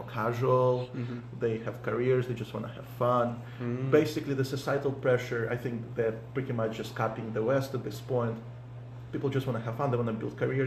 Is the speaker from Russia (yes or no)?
yes; Russia; English is a second language; now in United States; growing up in Russia